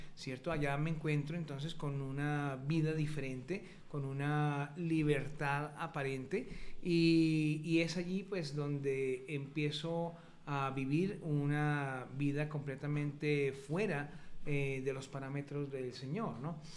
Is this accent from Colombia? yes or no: yes; Colombia; moved away; a los 18 años decido irme para el ejército en Colombia, en mi país